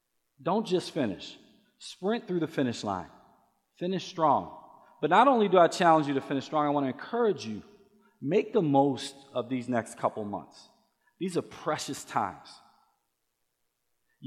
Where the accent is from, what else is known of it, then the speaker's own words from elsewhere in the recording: Baltimore, Maryland, United States; I grew up in Baltimore, Maryland. I was a Baltimore City Public School kid all the way up until my junior year of high school